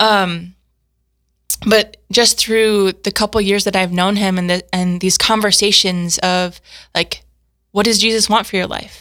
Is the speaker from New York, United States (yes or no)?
no; South Dakota, United States; also born or lived in Steubenville, Ohio; I grew up in Garrettstown, South Dakota.